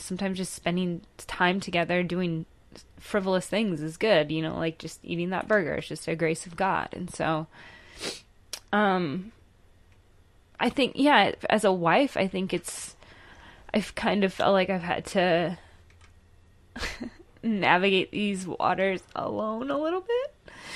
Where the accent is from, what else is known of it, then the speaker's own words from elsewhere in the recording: Tacoma, Washington, United States; I was born in Tacoma, Washington